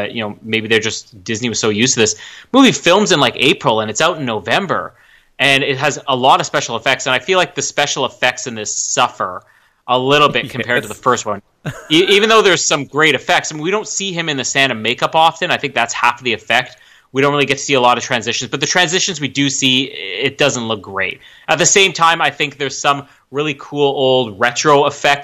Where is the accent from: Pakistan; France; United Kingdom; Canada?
Canada; Winnipeg, Manitoba; Nia Vardalos is the most famous actor to ever come out of my hometown